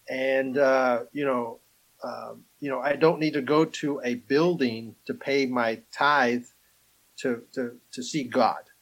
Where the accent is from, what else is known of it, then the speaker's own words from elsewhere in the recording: Alabama, United States; You know, well, we're from Alabama.